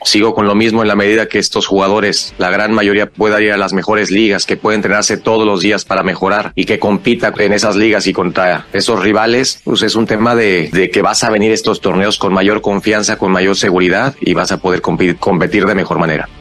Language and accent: Spanish; Mexico; somos mexicanos